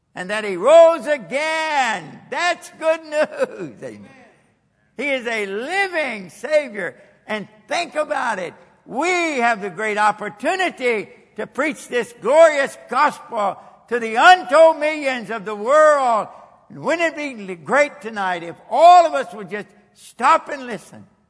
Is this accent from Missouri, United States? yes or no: no; Kentucky, United States; moved away as an adult; also born or lived in Japan; I'm from Kentucky